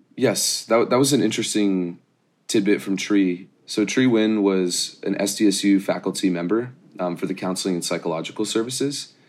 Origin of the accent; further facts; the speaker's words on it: Irvine, California, United States; I grew up in Irvine